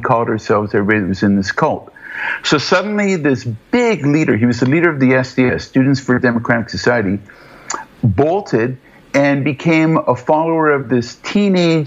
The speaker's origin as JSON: {"language": "English", "town": "Toronto", "region": "Ontario", "country": "Canada", "moved": "as an adult", "lives_now": "Western Canada", "said": "I'm from back east. I'm from Toronto, mainly"}